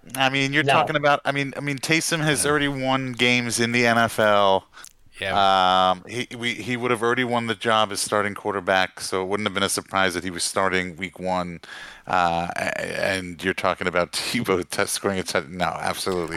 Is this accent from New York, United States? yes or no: yes; New York, United States; moved away; I'm from New York